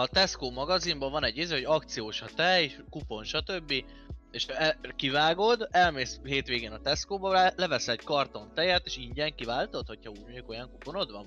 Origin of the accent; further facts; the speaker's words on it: Hungary; nekünk, a magyaroknak